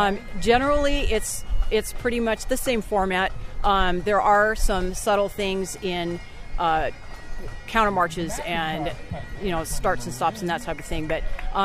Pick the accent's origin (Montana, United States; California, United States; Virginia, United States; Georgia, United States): California, United States; Clovis; I'm from Clovis, California.